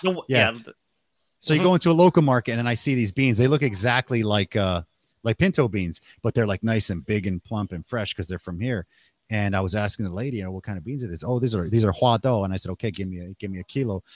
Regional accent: Canada; also born or lived in Mexico (family); now in Taiwan; I was born in Canada, but my family is from Mexico

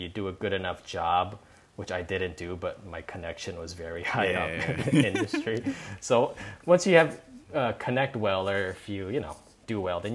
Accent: Hawaii, United States; growing up in Hawaii

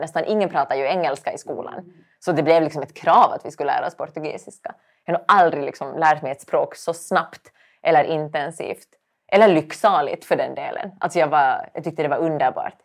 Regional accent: Finland; accent: Finland Swedish; moved away as an adult; now in Sweden; jag är finlandssvensk

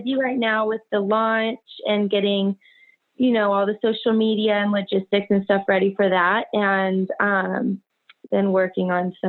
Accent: Houston, Texas, United States; also born or lived in Michigan / Canada; I'm from Houston, Texas.

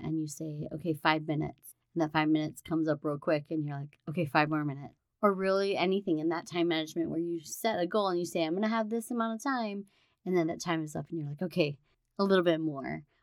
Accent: Hawaii, United States; Growing up in Hawaii

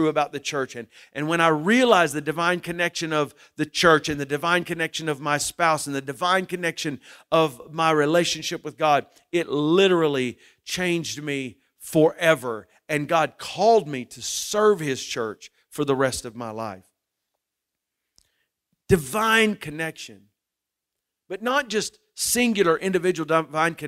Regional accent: Muskogee, Oklahoma, United States; also born or lived in Shawnee, Oklahoma / Tecumseh, Oklahoma; I grew up in Muskogee, Oklahoma

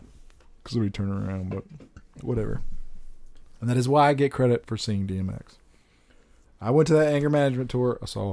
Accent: Texas, United States; also born or lived in California; I was still living in California, and I was visiting my hometown in South Texas.

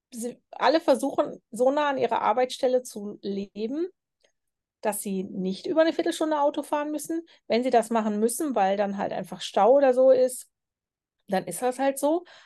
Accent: Germany; moved away; bin ich auch aus Deutschland so gewöhnt gewesen.

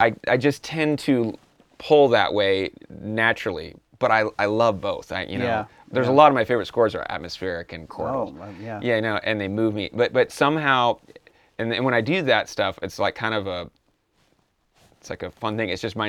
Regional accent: California, United States; I'm from California. It's really cold.

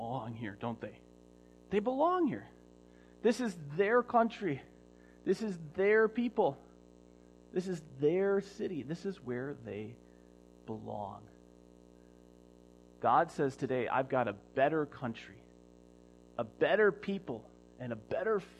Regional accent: United States; I'm still American

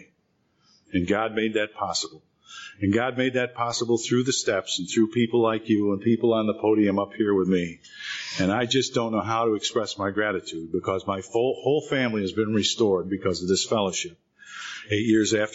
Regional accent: Rochester, New York, United States; moved away as an adult; also born or lived in Boston; now in California, United States; Rochester, New York, my hometown then

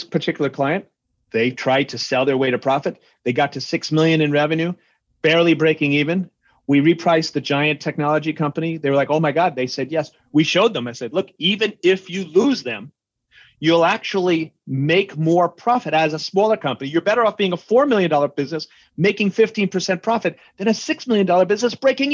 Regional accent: New York, United States; I'm a New Yorker from an Irish Catholic family

